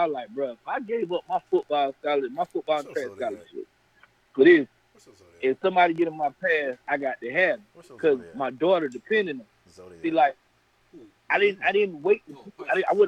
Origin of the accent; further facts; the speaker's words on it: Brunswick, Georgia, United States; moved away; I'm from Brunswick